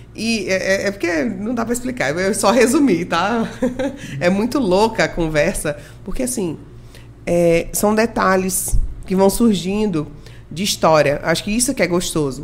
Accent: Rondônia, Brazil; also born or lived in Maranhão; eu fui acolhida e criada por Rondônia, sou maranhense

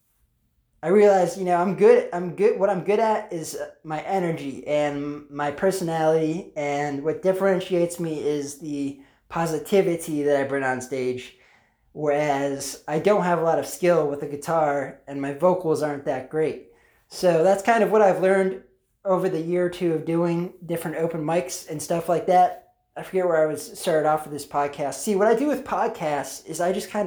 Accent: Pennsylvania, United States; I'm from Pennsylvania

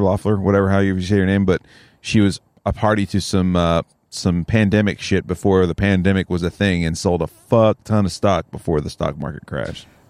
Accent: Oconee County, Georgia, United States; We grew up in Oconee County

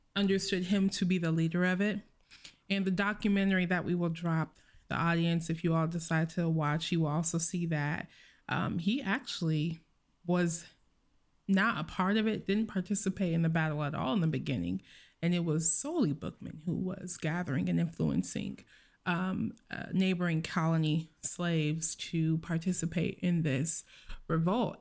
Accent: United States; I'm American

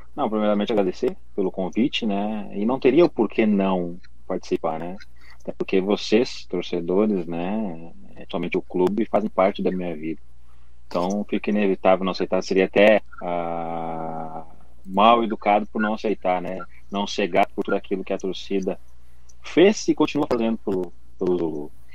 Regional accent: Rio Grande do Sul, Brazil; eu sou do Rio Grande do Sul

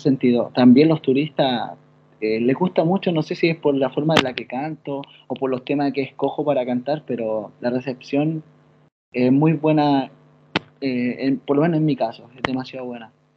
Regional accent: Chile; accent: Chilean; moved away as an adult; now in Italy; en Chile, en mi país

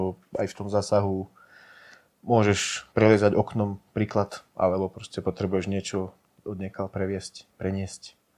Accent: Hodruša-Hámre, Banská Bystrica Region, Slovakia; ešte v rodnej dedinke Hodruša Hamre na strednom Slovensku, okres Žarnovica.

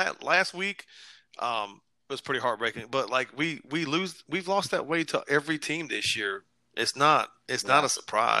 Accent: Iowa, United States; So I'm from Iowa.

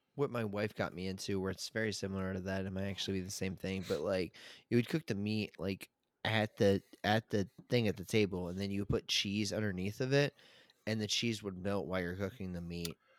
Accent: Chesapeake Beach, Maryland, United States; I grew up in, um, where I grew up at in Maryland, um, Chesapeake Beach

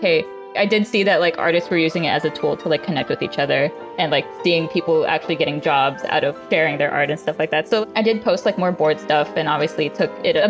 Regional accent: Redondo Beach, California, United States; also born or lived in Anaheim / Burbank; I was born and raised in Redondo Beach, moved to Anaheim for a little bit. Now I'm back in LA in Burbank

